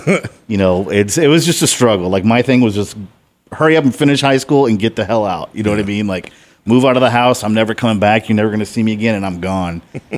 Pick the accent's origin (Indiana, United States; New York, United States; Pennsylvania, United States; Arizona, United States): Indiana, United States; Portage; born there; I was born in Portage, Indiana. It's about 40 minutes outside of Chicago, right on the Indiana border.